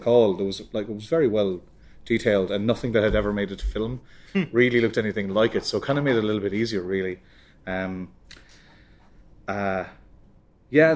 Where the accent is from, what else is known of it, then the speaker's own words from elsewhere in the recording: Ireland; now in United Kingdom; as an Irish artist